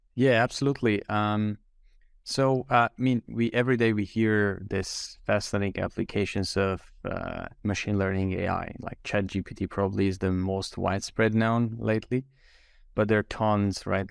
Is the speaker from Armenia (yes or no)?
yes; Armenia; moved away as an adult; also born or lived in Switzerland; I was born and raised in Armenia